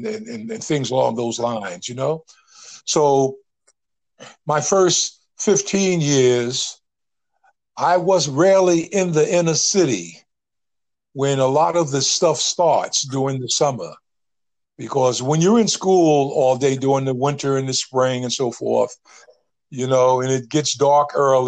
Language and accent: English; Northeast, United States; I came from the Northeast.